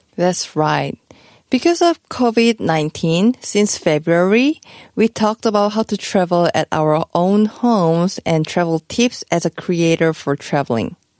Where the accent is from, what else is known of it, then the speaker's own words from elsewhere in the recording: Busan, South Korea; Busan is not just my hometown